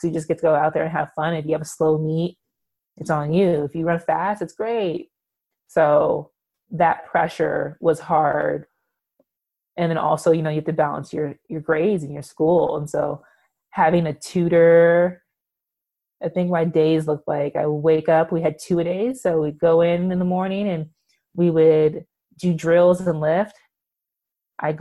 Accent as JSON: {"language": "English", "region": "California", "country": "United States", "also_born_or_lived": "Seattle", "moved": "as an adult", "said": "I'm from California and I moved to Seattle."}